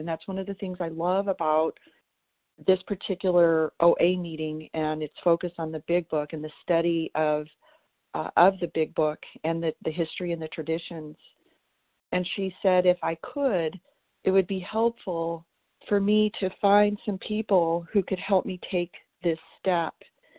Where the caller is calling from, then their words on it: Tennessee, United States; Today I'm calling you from Tennessee.